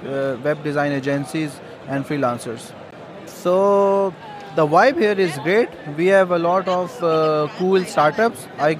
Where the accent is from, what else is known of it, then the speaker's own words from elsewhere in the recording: Pakistan; I'm from Pakistan.